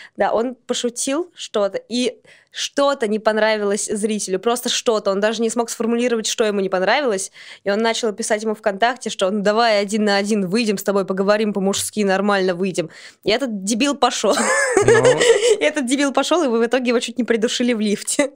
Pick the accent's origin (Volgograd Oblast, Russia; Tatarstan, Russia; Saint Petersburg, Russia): Saint Petersburg, Russia; я из Санкт-Петербурга